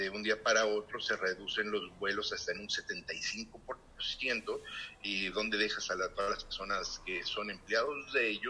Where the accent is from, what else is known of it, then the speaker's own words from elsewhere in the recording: Monterrey, Nuevo León, Mexico; a la ciudad de Monterrey, que es pues, mi ciudad natal.